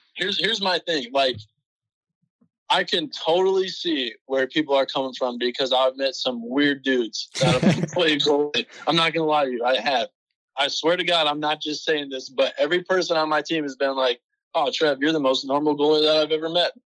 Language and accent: English; California, United States; I started playing hockey when I was six. I'm from California. So I mean, as you can imagine, not a lot of ice out there, but right. fortunately enough, there's a rink five minutes from my house